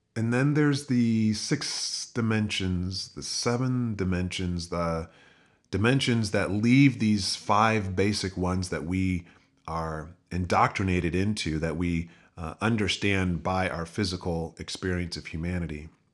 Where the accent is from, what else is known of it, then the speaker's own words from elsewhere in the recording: United States; growing up in the United States